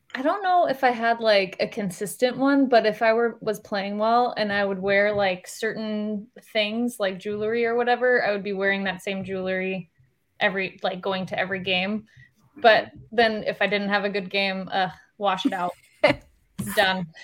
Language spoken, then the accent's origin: English; Iowa, United States; I'm from Iowa